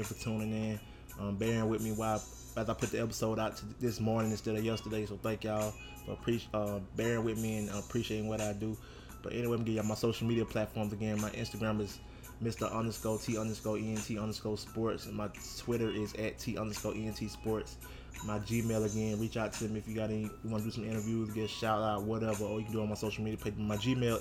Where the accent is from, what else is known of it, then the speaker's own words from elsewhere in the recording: Alabama, United States; now in New Orleans, United States; my home state of Alabama